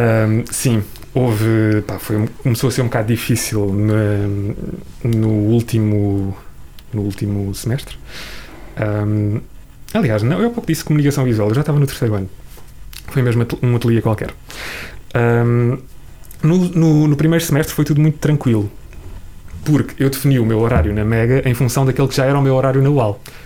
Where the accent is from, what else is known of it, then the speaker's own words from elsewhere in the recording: Ponte de Sor, Alentejo, Portugal; moved away; com onze anos, eh, eu vivia no, no Alentejo e, e na altura entrei numa rádio local, na rádio local da minha terrinha